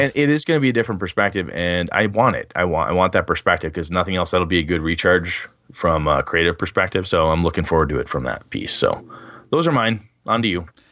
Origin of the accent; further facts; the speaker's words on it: Wausau, Wisconsin, United States; moved away; I was up in, uh, Wausau, Wisconsin, my hometown